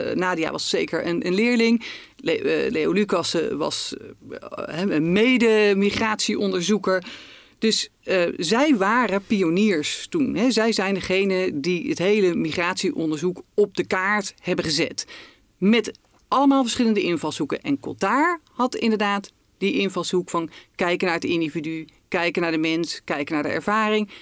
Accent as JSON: {"language": "Dutch", "country": "Netherlands", "said": "als Nederlanders"}